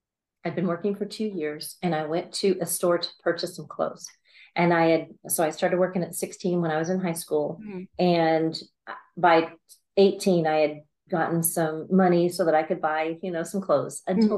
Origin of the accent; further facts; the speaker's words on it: Alabama, United States; now in San Antonio, United States; So I am a real estate agent in San Antonio, is where I live. And I came from Alabama.